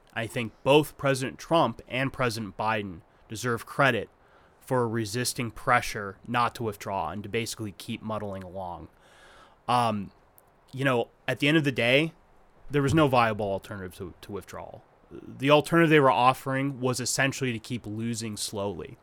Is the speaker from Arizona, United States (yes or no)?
yes; Arizona, United States; I grew up in Arizona